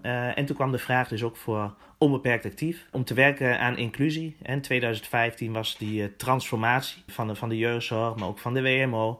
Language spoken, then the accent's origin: Dutch; Winterswijk, Gelderland, Netherlands; Ik kom zelf dan uit Winterswijk